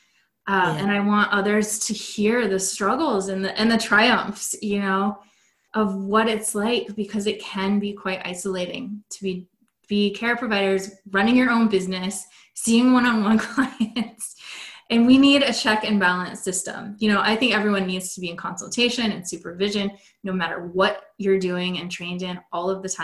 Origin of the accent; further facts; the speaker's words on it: West Coast of America, United States; I'm from the West Coast of America